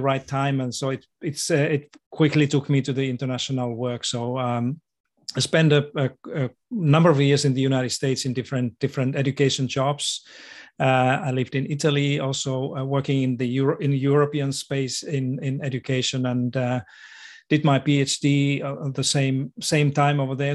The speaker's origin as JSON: {"language": "English", "country": "Finland", "tie": "born or raised there", "moved": "as an adult", "lives_now": "Australia", "said": "I was born in Finland to a family of teachers."}